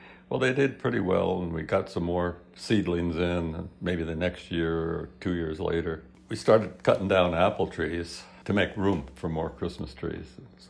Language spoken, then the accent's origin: English; Hamden, Connecticut, United States; also born or lived in Chatham, New Jersey; when I was in fifth grade, we moved from New Jersey, Chatham, New Jersey, up to Hamden, Connecticut.